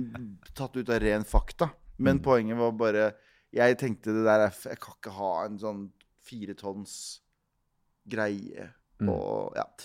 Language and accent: Norwegian; Mysen, Østfold, Norway; jeg vokste opp i Mysen, som er en time utafor Oslo.